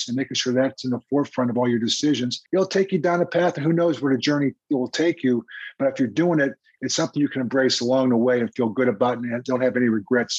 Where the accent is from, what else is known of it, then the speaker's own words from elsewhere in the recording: Crafton, Pennsylvania, United States; moved away as an adult; also born or lived in Kansas City; me growing up in Crafton.